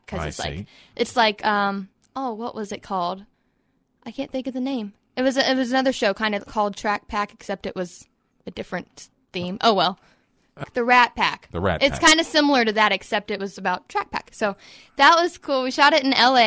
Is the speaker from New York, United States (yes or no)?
no; Smithfield, Virginia, United States; My hometown is in Alawite County, Virginia